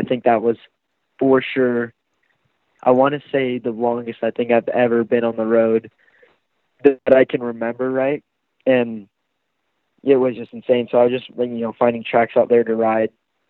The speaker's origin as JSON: {"language": "English", "area": "Bay Area", "region": "Northern California", "country": "United States", "moved": "yes", "lives_now": "Southern California, United States", "said": "I'm originally from Northern California, like the Bay Area."}